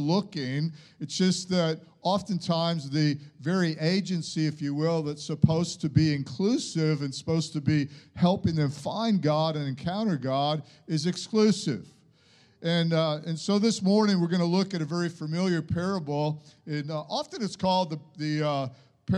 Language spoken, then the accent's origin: English; United States; moved away; I went to high school in America